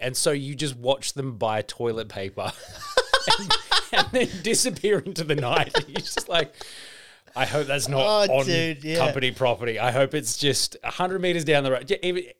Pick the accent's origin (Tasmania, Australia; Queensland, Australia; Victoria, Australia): Victoria, Australia; Melbourne; I grew up in Victoria. I grew up in Melbourne before I moved sort of further north. I went to Glen Waverley High School.